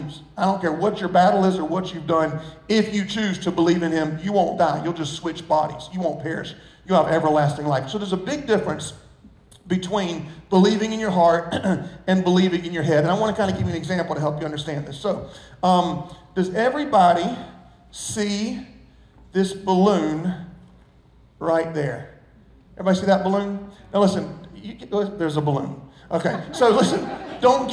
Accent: Socastee, South Carolina, United States; I grew up in Sockastee

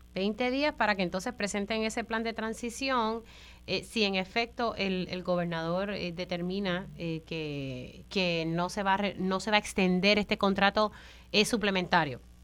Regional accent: Puerto Rico; a nuestra isla hermosa, eh, que no es porque sea mi tierra

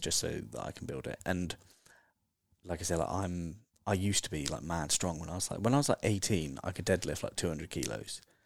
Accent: Dorset, South West England, United Kingdom; moved away as an adult; also born or lived in Bali / Australia; now in London, United Kingdom; I'm from Dorset

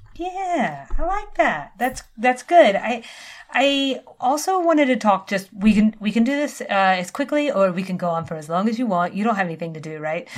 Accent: the South, United States; now in Georgia, United States; we're both from the South

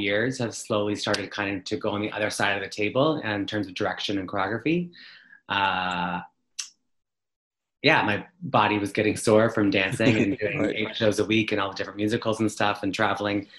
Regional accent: Ottawa, Ontario, Canada; I'm from Ottawa, Ontario, in Canada.

